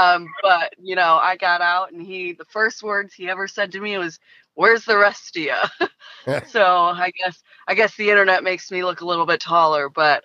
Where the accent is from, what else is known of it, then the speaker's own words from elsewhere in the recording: Detroit, Michigan, United States; Listen, buddy, I'm from Detroit. I know what it's like to lose.